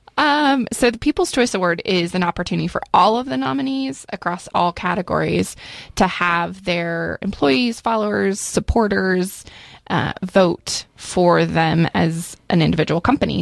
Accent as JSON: {"language": "English", "region": "Central Oregon", "country": "United States", "tie": "born or raised there", "said": "I grew up here in Central Oregon"}